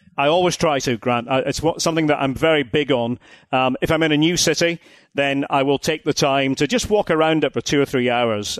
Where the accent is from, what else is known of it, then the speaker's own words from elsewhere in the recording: Aberdeen, Scotland, United Kingdom; as an Aberdonian, uh, Aberdeen, my city, on the North Sea coast, northeast of Scotland